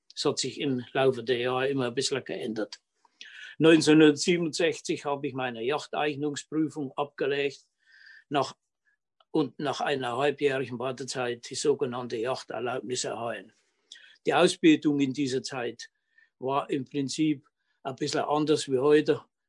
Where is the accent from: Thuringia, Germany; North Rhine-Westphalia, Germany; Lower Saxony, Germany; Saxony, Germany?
Thuringia, Germany; Lauscha; wohnhaft seit ewig, seit 72 Jahren in Lauschau